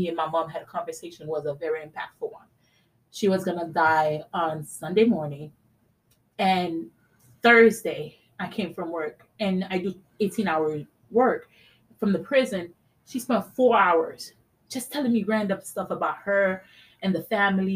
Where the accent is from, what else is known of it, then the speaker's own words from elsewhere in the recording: Haiti; moved away; I was raised in Haiti